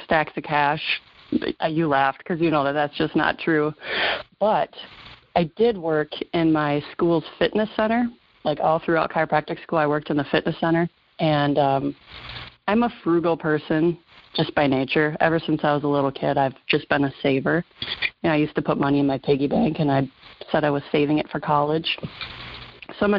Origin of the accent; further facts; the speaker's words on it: Minnesota, United States; accent: Minnesota; moved away as an adult; I was born and raised in Minnesota, and I think I probably have a little bit thicker accent right now